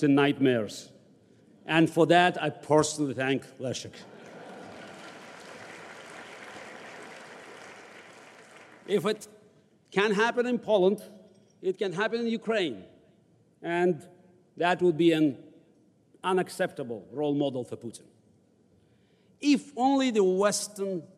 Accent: Baku, Azerbaijan; now in United States; I was born in the Deep South of the USSR in the capital of Azerbaijan, Baku, right next to the Republic of Georgia.

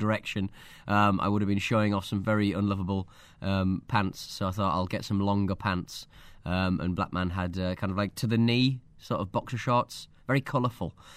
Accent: North East England, United Kingdom; accent: northeast of England; my accent from the northeast of England.

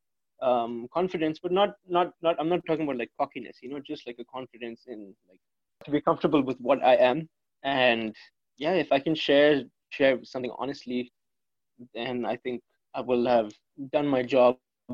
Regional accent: India; growing up in India

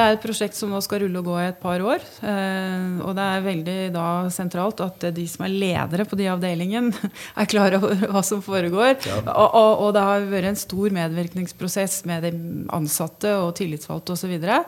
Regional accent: Hamar, Innlandet, Norway; vi er mer bevisst på vår identitet som, som havmarsing

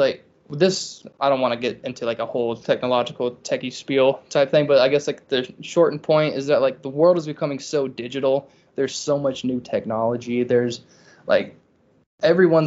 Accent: Charleston, South Carolina, United States; I'm from Charleston

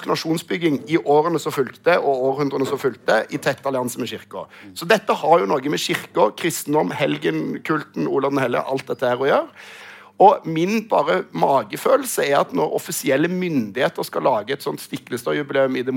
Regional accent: Rogaland, Norway; Ja da, eh, men jeg er også fra Rogaland, også.

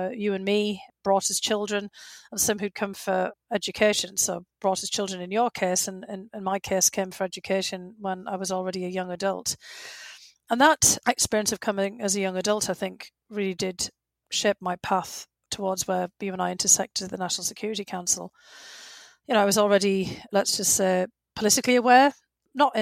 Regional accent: Bishop Auckland, North East England, United Kingdom; in my home region of County Durham, around my hometown of Bishop Auckland

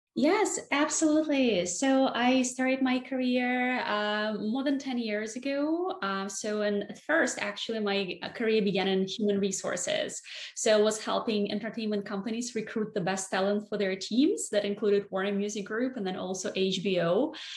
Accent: Barnaul, Altai Krai, Russia; moved away as an adult; now in New York City, United States; I grew up in a relatively small town in Siberia called Barnaul

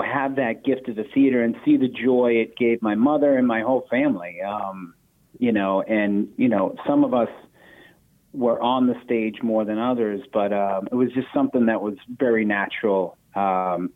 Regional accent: Boston, Massachusetts, United States; we grew up four blocks away from the oldest community theater in America. Actually, it's called the Footlight Club

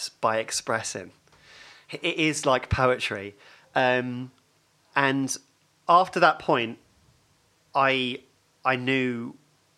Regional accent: Hatfield, East of England, United Kingdom; my first memories are of growing up in Hatfield

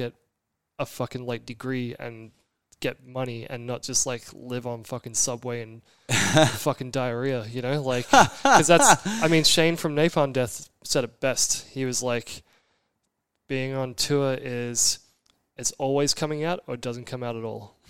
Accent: Brisbane, Queensland, Australia; moved away as an adult; also born or lived in Orange County, California; growing up in Brisbane, mixed race

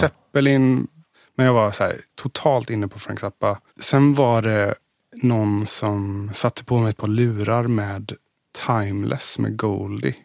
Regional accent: Gothenburg, Västra Götaland, Sweden; also born or lived in Billdal, Sweden; I Göteborg. I, född i Masthugget och uppvuxen okay. i Majorna, Kungsladugård

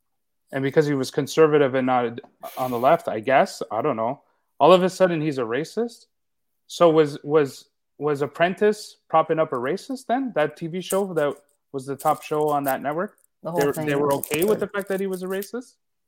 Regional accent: Canada; I mean, I'm Canadian.

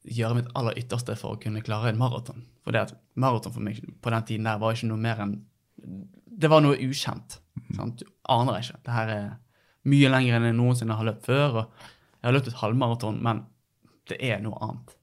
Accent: Bergen, Vestland, Norway; født og oppvokst på eh, Kalfaret, rett overfor Hansaparken.

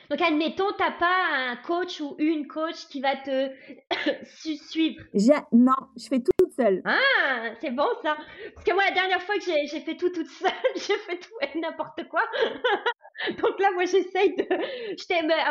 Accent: France; moved away as an adult; now in Canada; moi je suis française arrivée euh, au Canada il y a 12 ans

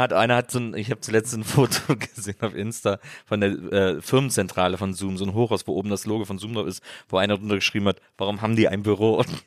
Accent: Rhineland, Germany; now in Berlin, Germany; ich komme aus dem Rheinland

